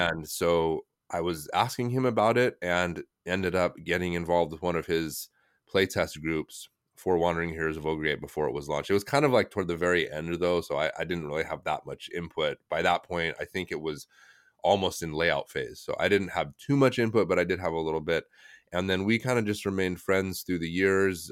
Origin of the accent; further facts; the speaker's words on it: United States; moved away as an adult; also born or lived in China; I'm American, just straight as American as you could get